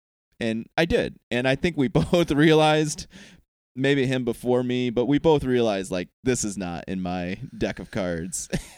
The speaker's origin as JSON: {"language": "English", "region": "Iowa", "country": "United States", "moved": "yes", "said": "I came from Iowa. It's a great place. The great state in the Union, Iowa."}